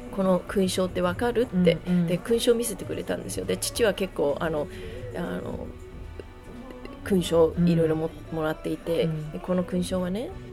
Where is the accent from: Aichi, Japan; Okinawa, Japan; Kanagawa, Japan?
Okinawa, Japan; moved away; 2人で沖縄で育ち、ね、でも沖縄に育ってもアメリカンスクールに行ってた